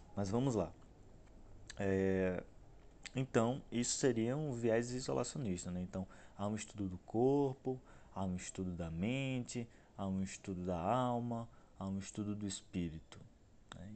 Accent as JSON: {"language": "Portuguese", "town": "Aracaju", "region": "Sergipe", "country": "Brazil", "said": "sou nordestino, sou de Aracaju, Sergipe"}